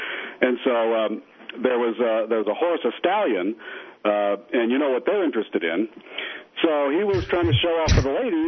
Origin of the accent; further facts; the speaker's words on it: Colorado, United States; We're from Colorado, and you know, a lot of people don't know Colorado really doesn't have a lot of snow. Not down in the plains. We're in the desert